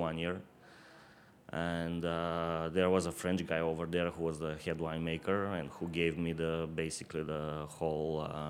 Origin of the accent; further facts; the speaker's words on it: Burgas, Burgas Province, Bulgaria; now in Plovdiv region, Bulgaria; I was born on the seaside.